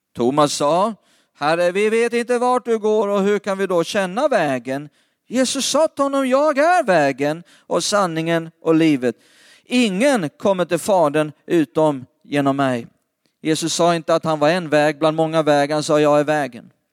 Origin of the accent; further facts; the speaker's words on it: Lidköping, Västra Götaland, Sweden; Det mesta av min släkt bor runt Lidköping eller i Lidköping, det är där vi kommer ifrån.